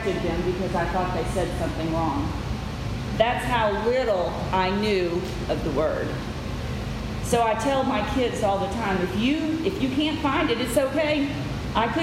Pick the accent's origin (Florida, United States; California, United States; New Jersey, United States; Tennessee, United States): Tennessee, United States; West; also born or lived in the North (US); In 1969, we moved to Tennessee, to West Tennessee